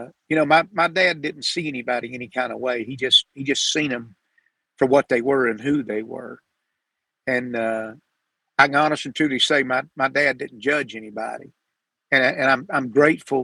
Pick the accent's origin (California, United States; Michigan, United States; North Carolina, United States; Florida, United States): Florida, United States; Sanford; I was born in Sanford, Florida